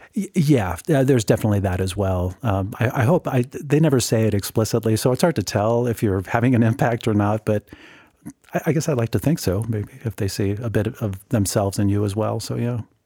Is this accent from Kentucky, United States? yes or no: no; Whittier, California, United States; now in Grand Junction, United States; my home city was Whittier. That's where I was born and raised